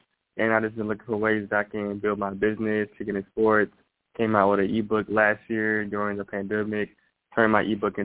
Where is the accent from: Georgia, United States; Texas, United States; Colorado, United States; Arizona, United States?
Georgia, United States; Atlanta; I grew up in Atlanta, Georgia